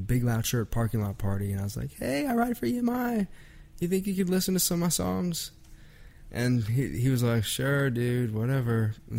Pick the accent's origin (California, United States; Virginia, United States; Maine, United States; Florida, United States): Virginia, United States; I'm from Virginia, yeah.